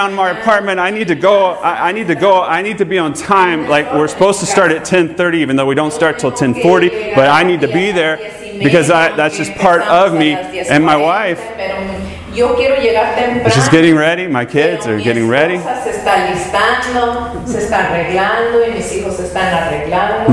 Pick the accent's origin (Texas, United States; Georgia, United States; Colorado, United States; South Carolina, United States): Georgia, United States; Atlanta; I was born in Atlanta, Georgia